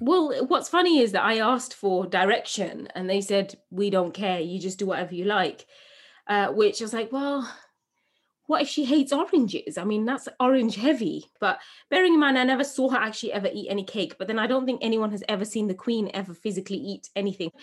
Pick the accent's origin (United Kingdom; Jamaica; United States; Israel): United Kingdom; England; born or raised there